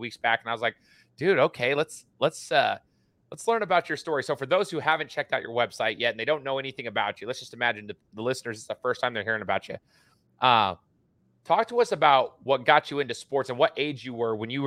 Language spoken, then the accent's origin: English; Boise, Idaho, United States; I'm an Ohio State guy, even though I'm from Boise